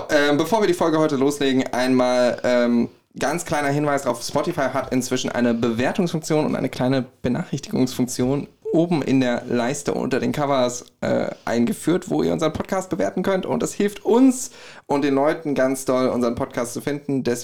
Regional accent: Gelnhausen, Hesse, Germany; Ich komme aus Gelnhausen.

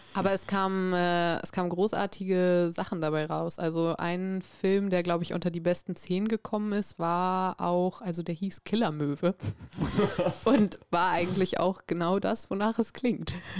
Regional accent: Bremen, Germany; also born or lived in Norway; tatsächlich komme ich aus Bremen

